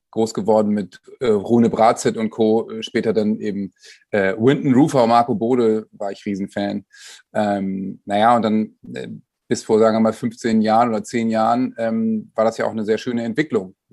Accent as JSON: {"language": "German", "region": "Bremen", "country": "Germany", "said": "Es ist ja nicht so bei uns in der Stadt, dass da zwei große Vereine sind, ähm, sondern bei uns in Bremen gibt es eben Werder und ja auch die ganze Region."}